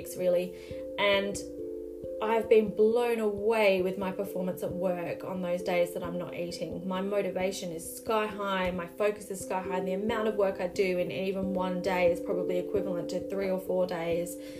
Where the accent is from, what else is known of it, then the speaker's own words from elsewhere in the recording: Australia; So I'm Australian.